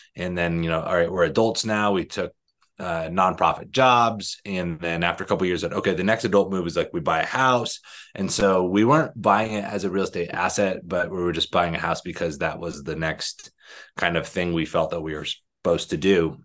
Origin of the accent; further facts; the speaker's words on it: Arizona, United States; moved away; I'm from Arizona